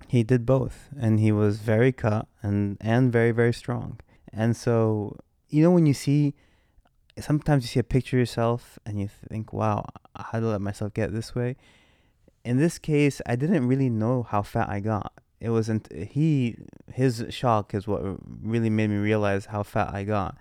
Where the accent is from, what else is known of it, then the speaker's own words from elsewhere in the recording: United States; moved away as an adult; now in London, United Kingdom; as the American coming to London